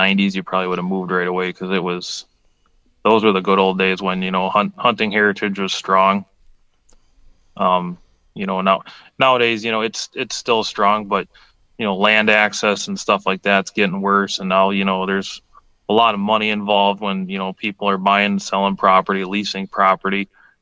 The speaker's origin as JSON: {"language": "English", "area": "Langlade County", "region": "Wisconsin", "country": "United States", "tie": "born or raised there", "said": "I grew up in Lang Lake County, we hunted, you know, just Lang Lake County land"}